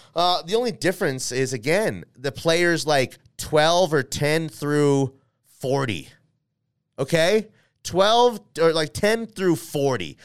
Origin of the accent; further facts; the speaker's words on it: Denver, Colorado, United States; I am from Denver, Colorado here.